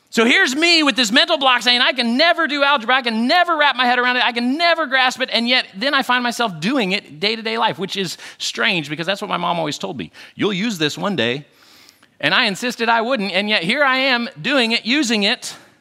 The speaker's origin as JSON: {"language": "English", "region": "Western United States", "country": "United States", "tie": "born or raised there", "said": "I grew up in the Western United States"}